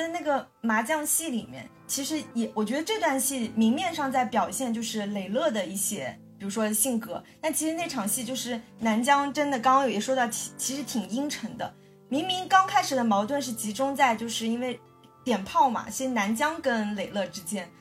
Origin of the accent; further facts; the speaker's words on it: China; 香港电影对我们大陆人